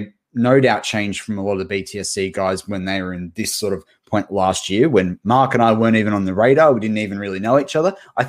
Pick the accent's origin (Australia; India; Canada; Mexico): Australia; These Aussies are just being absolute larrikins. And if you haven't heard us use larrikins before as Aussie slang